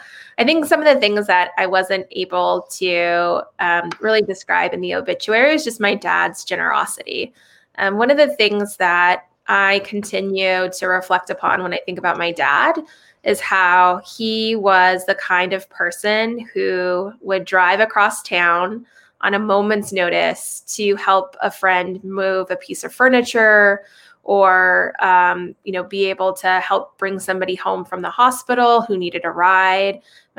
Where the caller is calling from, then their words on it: San Francisco, California, United States; I'm calling from San Francisco, which is where I live and have been living throughout the entire pandemic.